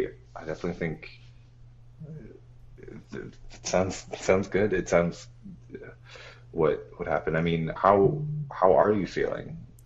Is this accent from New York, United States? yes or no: yes; New York, United States; I mean, listen, I guess I can grace Boston with my presence as a New Yorker.